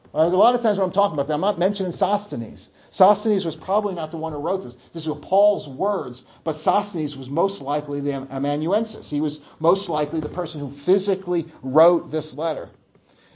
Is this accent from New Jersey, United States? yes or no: yes; New Jersey, United States; moved away; growing up in New Jersey